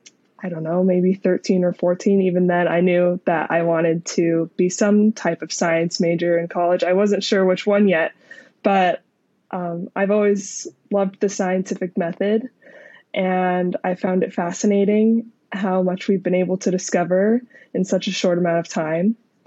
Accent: Pennsylvania, United States; also born or lived in Utah / Arizona; So I grew up in the United States, in many different states, but mostly in Pennsylvania near Philadelphia and also in Utah near Salt Lake City. And I finished high school near Phoenix.

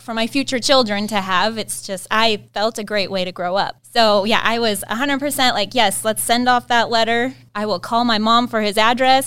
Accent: Harrington, United States; I grew up in Harrington

